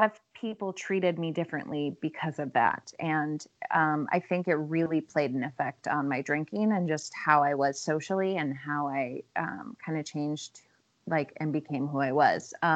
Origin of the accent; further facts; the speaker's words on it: Midwest, United States; now in Los Angeles, United States; I grew up in the Midwest.